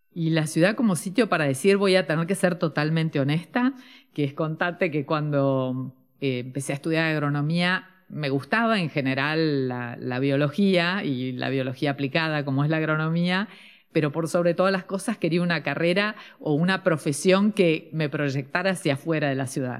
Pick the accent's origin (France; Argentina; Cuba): Argentina